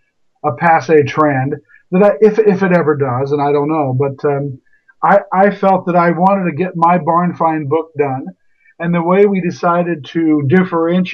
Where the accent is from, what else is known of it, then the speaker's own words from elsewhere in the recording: United States; I'm all American. Mm-hmm. Although very much of Russian and Romanian descent beyond my parents. But I'm born here and a very proud American